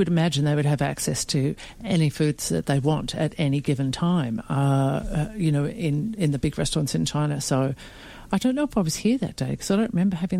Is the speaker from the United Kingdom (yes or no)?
no; Melbourne, Victoria, Australia; I grew up in Melbourne in the 1980s